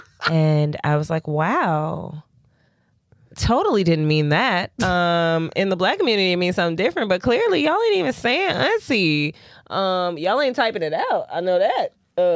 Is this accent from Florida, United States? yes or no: no; Chicago, Illinois, United States; I grew up in Chicago